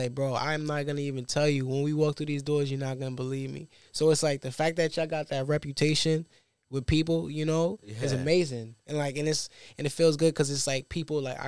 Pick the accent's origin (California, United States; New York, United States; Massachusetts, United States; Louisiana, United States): New York, United States; New York City; I'm from Brooklyn, Bed-Stuy, New York